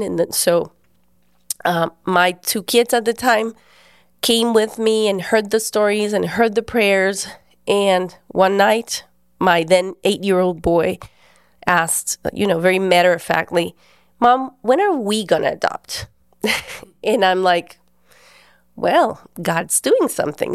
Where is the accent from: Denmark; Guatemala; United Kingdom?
Guatemala; I'm from Guatemala. I was born there and we've lived there all our lives